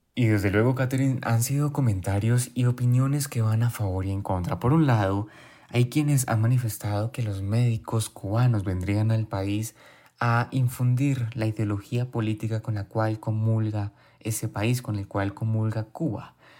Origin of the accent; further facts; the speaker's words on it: Colombia; como colombianos